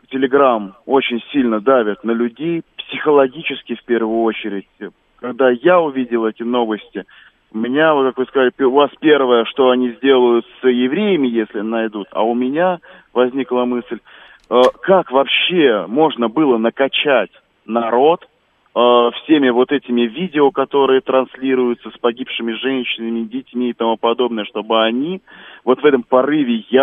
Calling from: Moscow, Russia; я из Москвы.

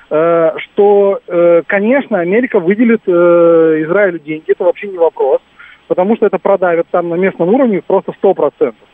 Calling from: Moscow, Russia; Да, здравствуйте. Москва.

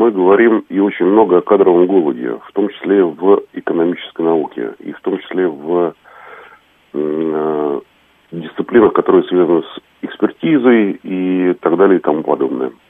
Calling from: Moscow, Russia

